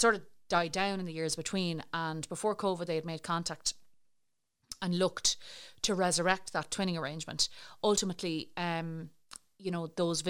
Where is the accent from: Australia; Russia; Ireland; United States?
Ireland; I'm Irish, that I'm European